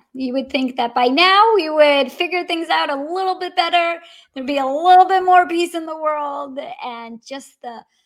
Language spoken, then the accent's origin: English; Russia; now in Los Angeles, United States; growing up in Russia